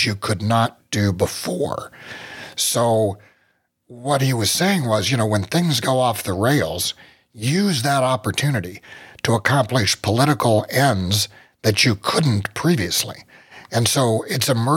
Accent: Ohio, United States; here in Ohio. So in my hometown

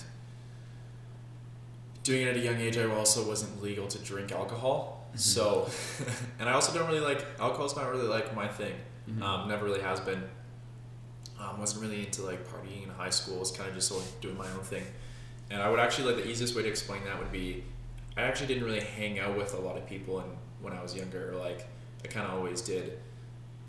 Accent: Kelowna, British Columbia, Canada; born and raised in Kelowna, beautiful BC

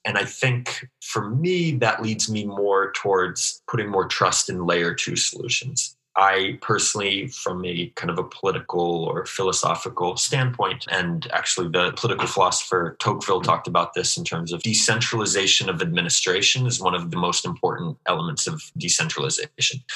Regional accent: Alaska, United States; moved away as an adult; also born or lived in Anchorage, Alaska / Washington, D.C.; now in Israel; i actually grew up in alaska

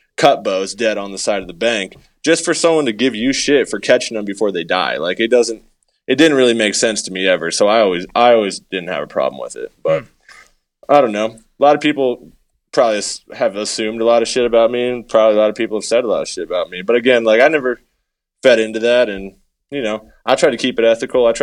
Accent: New Hampshire, United States; moved away as an adult; now in Colorado, United States; I grew up in New Hampshire, and I grew up bass fishing as a kid

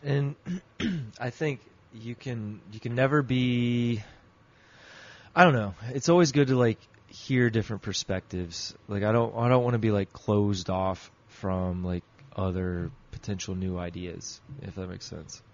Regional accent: United States

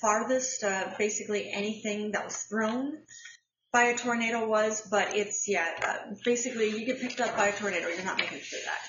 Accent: Midwest, United States; I grew up in the Midwest. I grew up on the tornado belt.

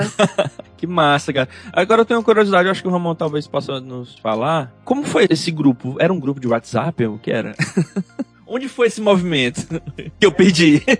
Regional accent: Oeiras, Piauí, Brazil; Eu sou de Oeiras também, cidade do interior, então tive muito contato com a natureza, vivia na fazenda do meu avô

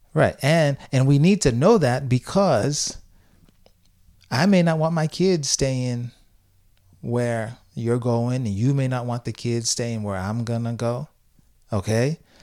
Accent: Haiti; now in Tampa, United States; when I was growing up in Haiti

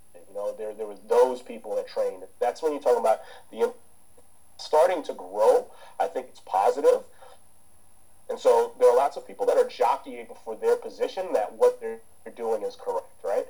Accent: United States; also born or lived in Jamaica; I grew up as an American, right? So so the thing is, I grew up in a culture where you can make a profession out of sports

